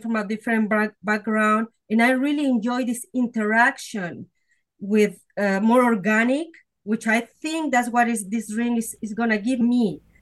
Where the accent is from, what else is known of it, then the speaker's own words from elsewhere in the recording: Mexico City, Mexico; moved away; I was born and raised in Mexico City